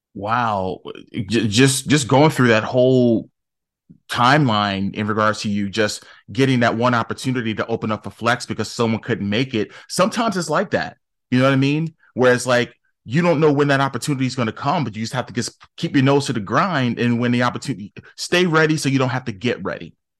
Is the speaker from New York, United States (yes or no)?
no; Newark, New Jersey, United States; I grew up in Newark